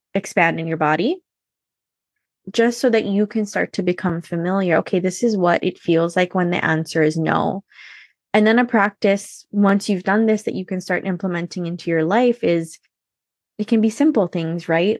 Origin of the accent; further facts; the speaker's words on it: Hawaii, United States; I was born and raised in Hawaii